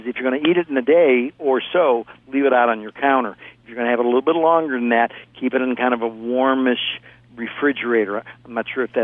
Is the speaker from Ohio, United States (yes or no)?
yes; Ohio, United States; now in California, United States; I grew up in Ohio right next to you in Indiana